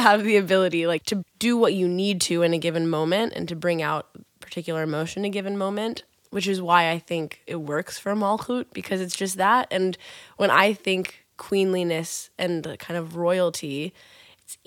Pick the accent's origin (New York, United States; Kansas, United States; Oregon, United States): Kansas, United States; I'm from Kansas and the daughter of a single mom who just tried to get